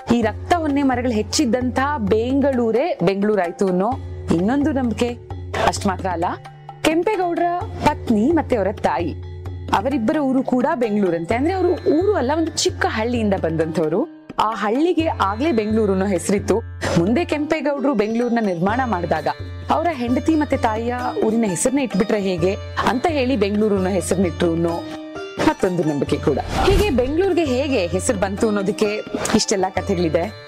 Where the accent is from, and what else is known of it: Bengaluru, Karnataka, India